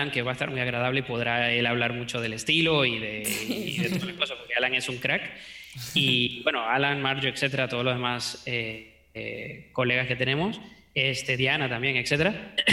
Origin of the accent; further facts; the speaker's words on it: Venezuela; accent: Venezuelan; also born or lived in United States; Entonces, bueno, nací en Venezuela, me crié en Estados Unidos. Luego, cuando volvimos a Venezuela, me crié en muchas partes de Venezuela.